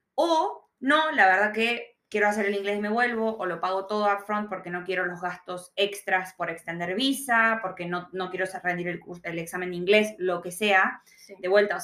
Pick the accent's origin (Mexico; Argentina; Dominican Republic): Argentina; now in Victoria, Australia; nosotros siendo argentinos